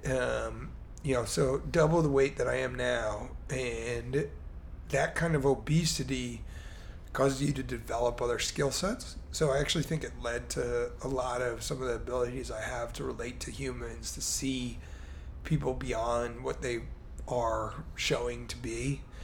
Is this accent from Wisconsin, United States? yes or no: no; Baltimore, Maryland, United States; also born or lived in Chicago; now in Miami, United States; I grew up in Baltimore, Maryland